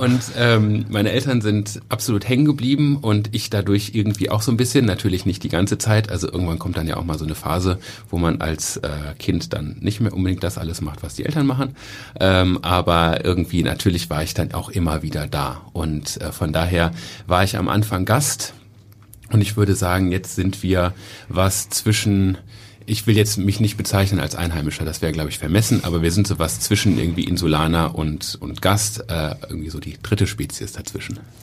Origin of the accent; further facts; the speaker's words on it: Cologne, North Rhine-Westphalia, Germany; ich bin selber in Köln geboren